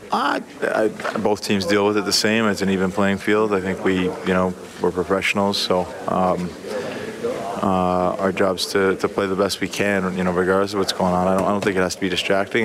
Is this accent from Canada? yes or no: yes; Canada; as a Canadian kid, you grow up watching the World Juniors